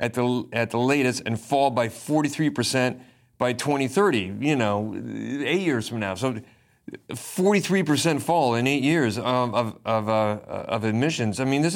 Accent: Pacific Northwest, United States; I'm obviously American. I go back to America, and I'm from the Northwest, where people drive the largest, most expensive pickup trucks they can possibly find.

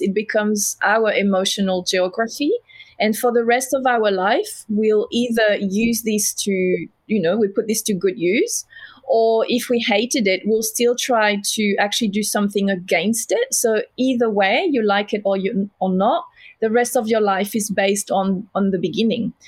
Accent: south of France, France; accent: French; English is a second language; now in Melbourne, Australia; I'm French, as you can hear

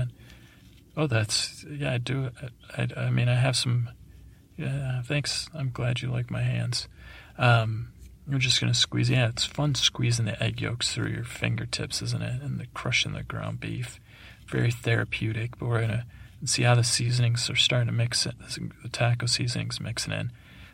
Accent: East Coast, United States; I grew up on the East Coast

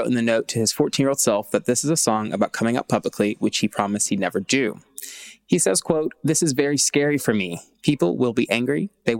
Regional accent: Tennessee, United States; Like, I'm from Tennessee.

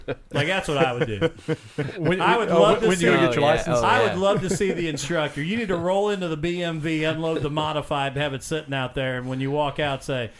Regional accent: Mitchell, Indiana, United States; my hometown of Mitchell, Indiana.

